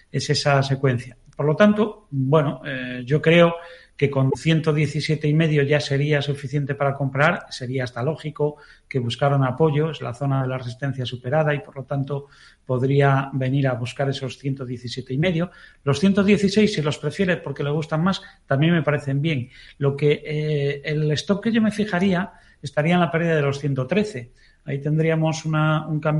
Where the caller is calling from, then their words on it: Valladolid, Castile and León, Spain; de Valladolid.